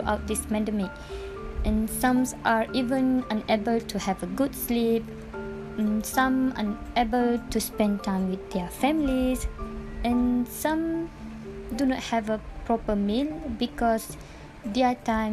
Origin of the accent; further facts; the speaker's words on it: Malaysia; as a Malaysian